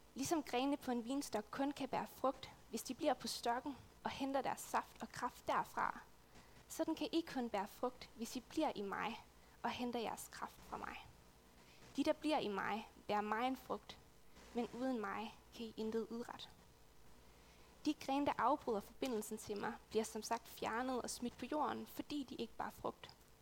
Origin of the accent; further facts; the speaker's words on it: West Jutland, Central Denmark Region, Denmark; moved away as an adult; now in Odense, Denmark; jeg er oprindeligt fra Vestjylland, øhm, et sted ude på den jyske hede